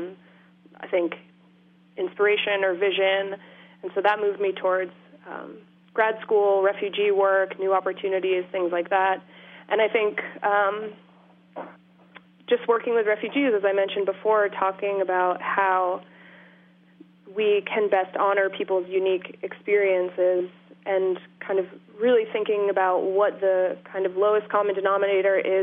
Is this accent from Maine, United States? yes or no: yes; just outside of Portland, Maine, United States; now in Massachusetts, United States; I grew up in Maine. Just outside of Portland